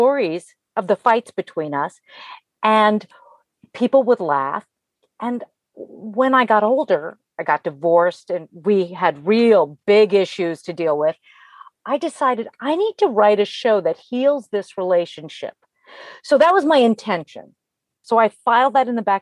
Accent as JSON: {"language": "English", "country": "Italy", "tie": "born or raised there", "moved": "yes", "said": "I was born in Italy"}